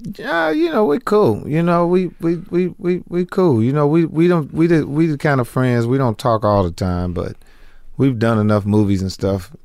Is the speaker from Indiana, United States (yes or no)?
yes; Indianapolis, Indiana, United States; moved away; I'm from Indianapolis, Indiana originally